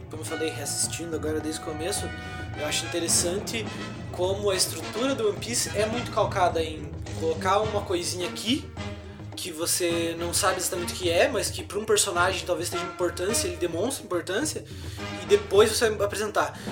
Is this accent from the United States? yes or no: no; Canoinhas, Santa Catarina, Brazil; Somos de Canoinha, Santa Catarina, um lugar que é bem, bem tranquilo e tal.